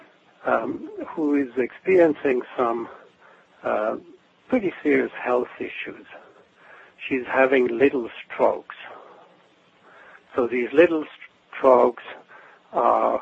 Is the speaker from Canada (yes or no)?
no; Switzerland; moved away as an adult; now in Portland, United States; I'm originally from Switzerland. I now live in Portland, Oregon, but I grew up in Switzerland